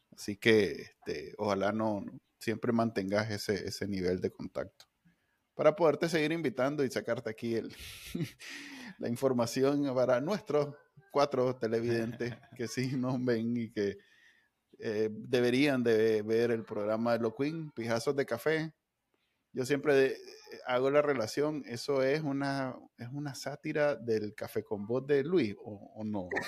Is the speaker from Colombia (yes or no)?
no; Nicaragua